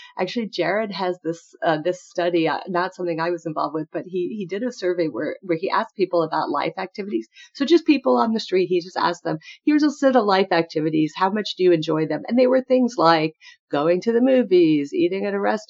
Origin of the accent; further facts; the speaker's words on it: New York City, New York, United States; now in St. Louis, United States; I'm from New York City originally, but I live in St. Louis